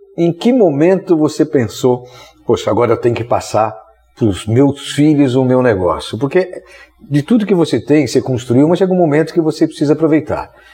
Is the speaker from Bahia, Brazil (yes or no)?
no; São Paulo, Brazil; eu sou de São Paulo, nossa equipe toda é de São Paulo